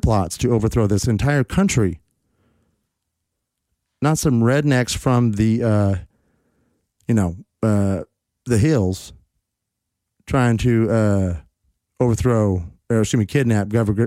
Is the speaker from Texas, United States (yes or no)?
yes; Texas, United States; my home state of Texas